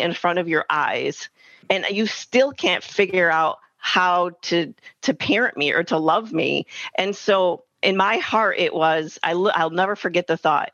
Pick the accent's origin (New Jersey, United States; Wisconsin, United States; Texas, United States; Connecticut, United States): Wisconsin, United States; I grew up in Wisconsin, in a smaller, not super small town, but semi-small town